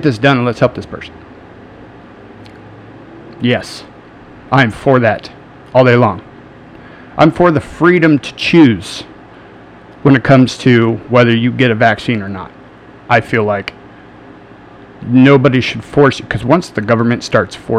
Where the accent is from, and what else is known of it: United States